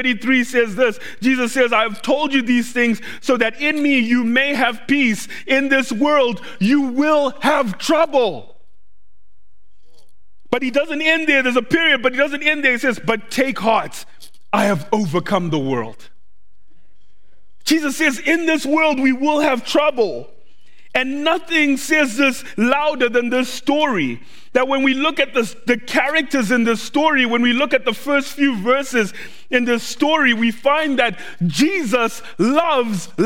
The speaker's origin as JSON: {"language": "English", "country": "Zimbabwe", "tie": "born or raised there", "second_language": "English", "moved": "yes", "lives_now": "Doylestown, United States", "said": "When I was growing up in Zimbabwe, when I was about five years old"}